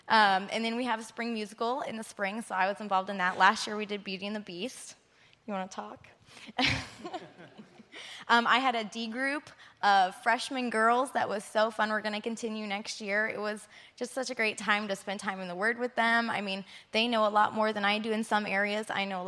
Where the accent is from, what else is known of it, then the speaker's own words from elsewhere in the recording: Philippines; I'm an MK from the Philippines myself. I went to Faith Academy from 3rd grade through 12th grade.